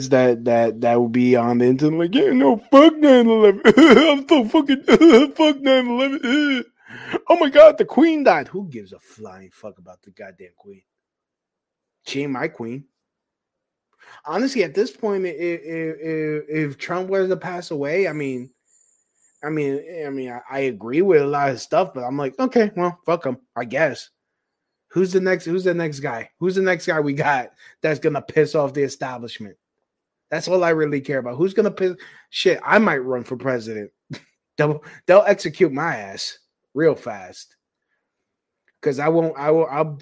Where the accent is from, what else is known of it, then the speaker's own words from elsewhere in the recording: New York City, New York, United States; I'm from Brooklyn